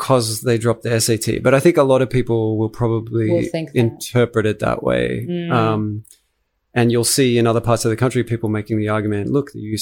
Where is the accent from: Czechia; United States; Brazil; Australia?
Australia; as an Australian